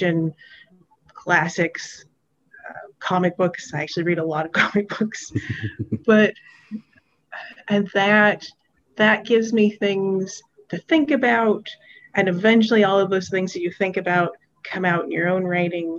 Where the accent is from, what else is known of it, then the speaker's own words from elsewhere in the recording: Western Kentucky, United States; I grew up in Western Kentucky.